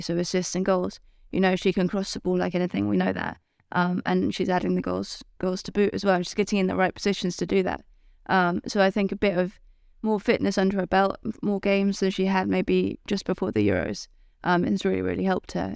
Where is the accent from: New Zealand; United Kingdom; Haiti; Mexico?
United Kingdom; England; as an English person